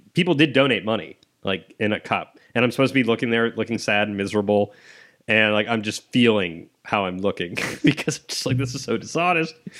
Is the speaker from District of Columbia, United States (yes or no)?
no; Columbus, Ohio, United States; I'm from Ohio, from Columbus